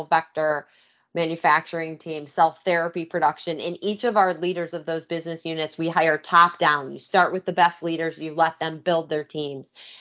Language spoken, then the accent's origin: English; Michigan, United States; also born or lived in New York / Los Angeles; now in Philadelphia, United States; I'm originally from Michigan, so not a native Philadelphian